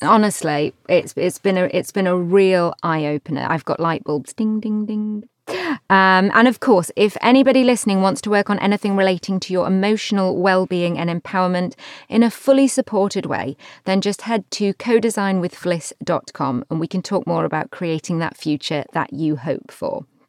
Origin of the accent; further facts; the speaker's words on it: United Kingdom; I'm very British